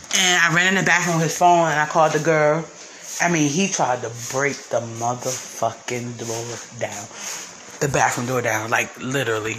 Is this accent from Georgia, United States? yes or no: no; North New Jersey, United States; moved away as an adult; now in Baltimore, United States; I'm from North New Jersey. I live in Baltimore